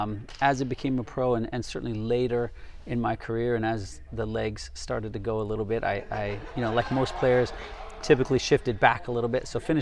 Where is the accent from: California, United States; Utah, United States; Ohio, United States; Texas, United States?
California, United States; Correct. Yes, Southern California.